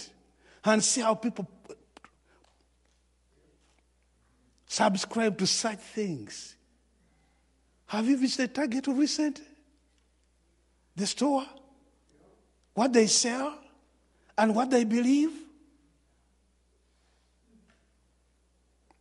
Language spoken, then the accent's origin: English; Uganda; from Uganda